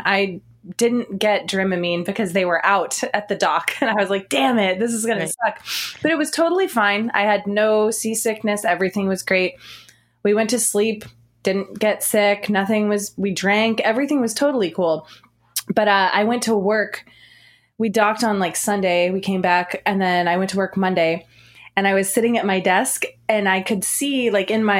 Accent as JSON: {"language": "English", "region": "East Coast", "country": "United States", "also_born_or_lived": "Michigan City, Indiana", "moved": "as an adult", "lives_now": "California, United States", "said": "I'm from the East Coast"}